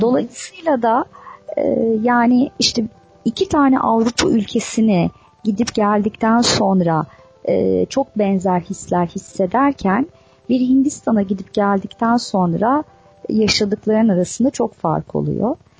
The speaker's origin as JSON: {"language": "Turkish", "region": "Istanbul", "country": "Turkey", "tie": "born or raised there", "said": "İstanbul'da doğdum büyüdüm"}